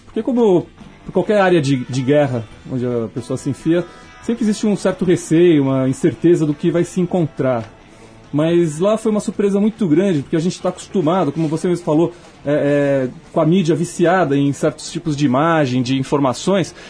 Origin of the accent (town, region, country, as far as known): Brazil; also born or lived in Alaska, United States